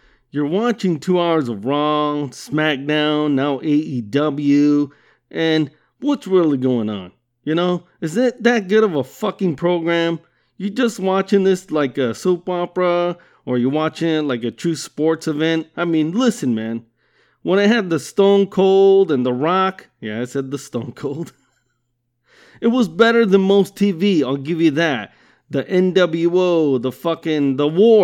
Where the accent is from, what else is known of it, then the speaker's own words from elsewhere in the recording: Southern California, United States; I'm from Southern California. And been living here my entire life.